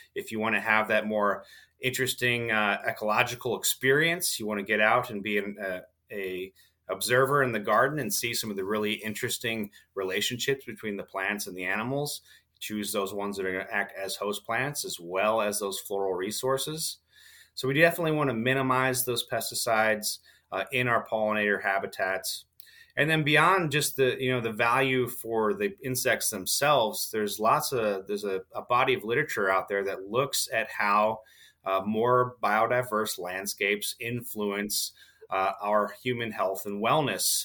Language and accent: English; Southwest Michigan, United States; moved away as an adult; also born or lived in Kentucky; as a child, I grew up in Southwest Michigan